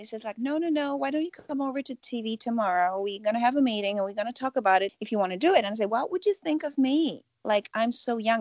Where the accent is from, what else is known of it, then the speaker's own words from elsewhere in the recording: Poland; growing up in Poland